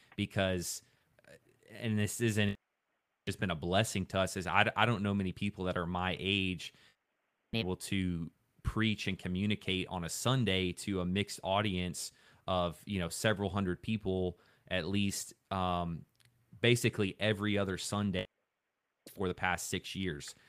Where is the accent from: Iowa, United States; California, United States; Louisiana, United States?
Louisiana, United States; I grew up in Louisiana